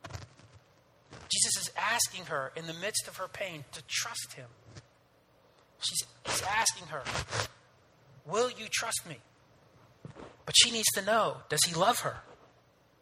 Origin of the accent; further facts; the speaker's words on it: New Jersey, United States; I grew up in North Jersey